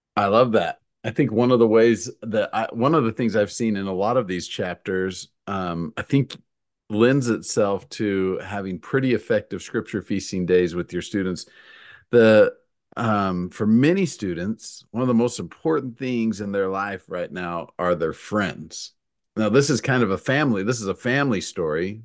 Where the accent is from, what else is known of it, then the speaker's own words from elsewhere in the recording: Utah, United States; moved away as an adult; now in Missouri, United States; I've lived in Missouri for fifteen years. Uh, I grew up in Utah